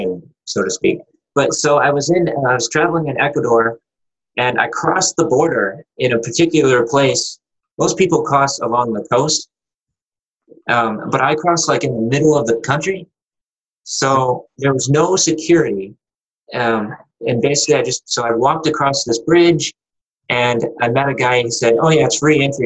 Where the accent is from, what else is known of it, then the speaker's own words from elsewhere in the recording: Texas, United States; moved away as an adult; now in Argentina; I'm from Texas